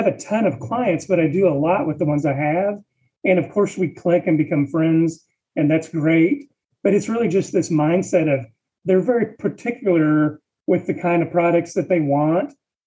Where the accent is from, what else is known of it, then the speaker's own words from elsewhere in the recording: Washington, United States; now in Texas, United States; I am from Washington State originally, but moved to Texas in 1993